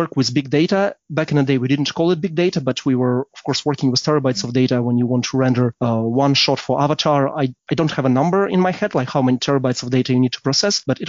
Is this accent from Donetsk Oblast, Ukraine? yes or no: no; Kyiv, Ukraine; also born or lived in London; now in Berlin, Germany; I'm from Kyiv, Ukraine originally